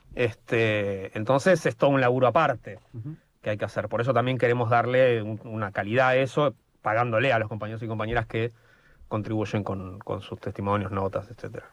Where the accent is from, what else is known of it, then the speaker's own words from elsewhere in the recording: Buenos Aires, Argentina; somos de Buenos Aires